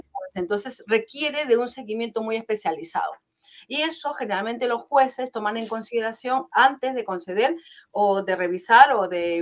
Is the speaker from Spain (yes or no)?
no; Peru; moved away; soy peruana de nacimiento, pero llevo aquí 31 años